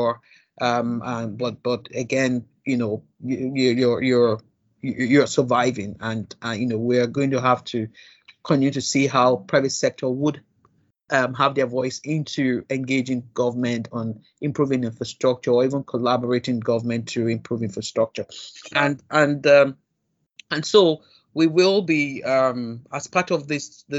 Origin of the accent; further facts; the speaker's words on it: Nigeria; I'm still a Nigerian